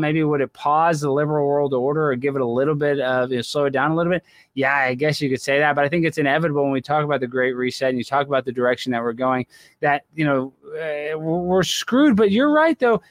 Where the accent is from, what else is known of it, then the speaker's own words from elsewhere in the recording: Texas, United States; I grew up in Texas